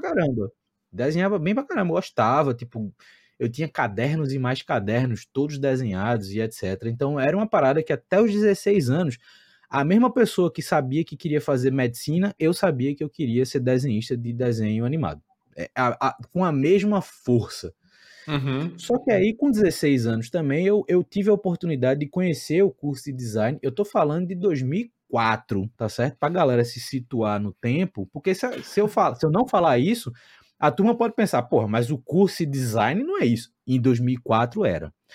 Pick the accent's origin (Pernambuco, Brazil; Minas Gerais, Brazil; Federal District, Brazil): Pernambuco, Brazil; Recife; moved away as an adult; also born or lived in Santiago, Chile; Eu sou de Recife, estou em Recife